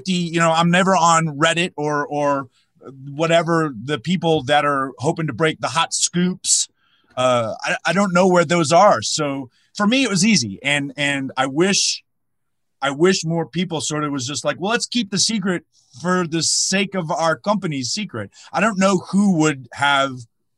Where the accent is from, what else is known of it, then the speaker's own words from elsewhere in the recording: North Carolina, United States; I grew up in North Carolina